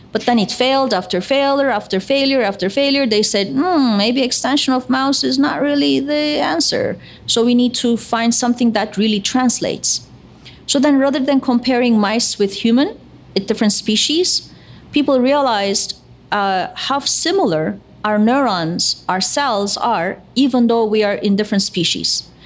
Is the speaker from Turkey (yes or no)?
yes; Istanbul, Turkey; moved away as an adult; now in United States; I was born in Istanbul. I'm Turkish American